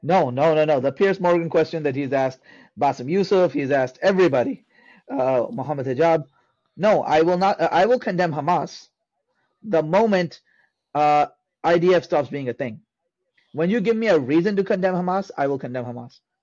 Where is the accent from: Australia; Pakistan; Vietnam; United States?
Pakistan; I'm a Pakistani Sayyid of Sayyid descent, meaning I'm of Arab descent, of Hijazi descent